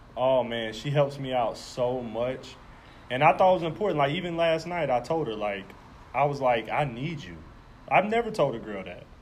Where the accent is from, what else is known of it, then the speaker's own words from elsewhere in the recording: Jacksonville, Florida, United States; moved away; also born or lived in Cobb County, Georgia; I'm from Jacksonville, Florida, Duval County, the west side of Duval County